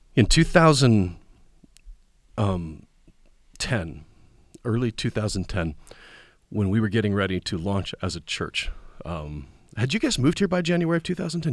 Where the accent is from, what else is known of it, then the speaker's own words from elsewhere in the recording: Kansas Nebraska line, Kansas/Nebraska border, United States; now in Tennessee, United States; I was raised on the Kansas Nebraska line